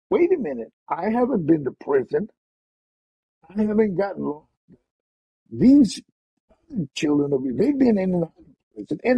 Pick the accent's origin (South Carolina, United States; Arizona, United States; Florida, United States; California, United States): Arizona, United States; Yuma; I was a teenager growing up in Yuma